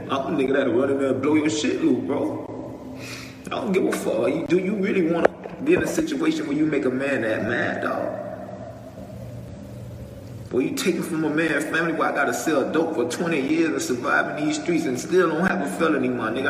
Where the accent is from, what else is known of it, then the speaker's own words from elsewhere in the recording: Miami, Florida, United States; I'm from Liberty City, I'm from Overtown